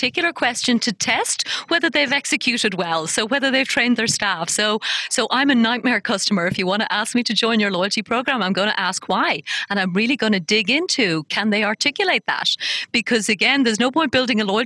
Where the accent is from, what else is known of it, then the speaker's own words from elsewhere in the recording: Ireland; now in United Arab Emirates; my home country of Ireland